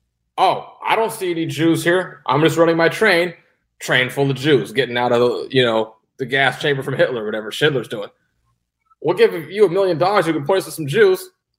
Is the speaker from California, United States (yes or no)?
no; St. Louis, Missouri, United States; I'm from Northside St. Louis. I'm not doing that shit.